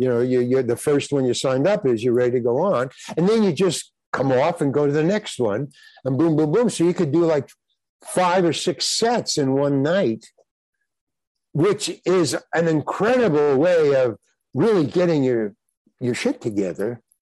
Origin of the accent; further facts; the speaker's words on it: New York City, New York, United States; I grew up in Far Rockaway, Long Island